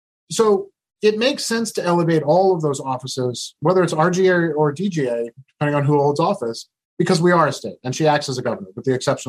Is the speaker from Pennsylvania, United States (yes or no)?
no; Orange County, California, United States; I grew up in Orange County, California and spent a fair bit of time at the beach.